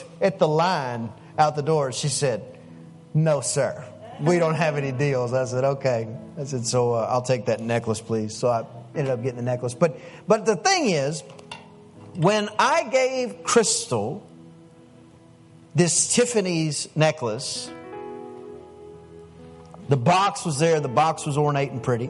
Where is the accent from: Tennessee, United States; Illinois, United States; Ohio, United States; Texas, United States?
Texas, United States; East; I'm from East Texas in a little old bitty town